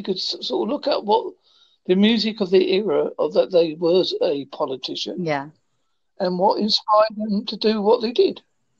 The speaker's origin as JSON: {"language": "English", "country": "United Kingdom", "said": "As you can guess, I'm from the United Kingdom."}